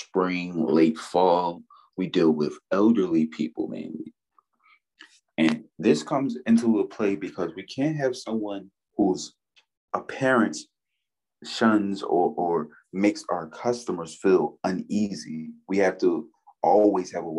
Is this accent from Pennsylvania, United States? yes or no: yes; Philadelphia, Pennsylvania, United States; I grew up in South Philadelphia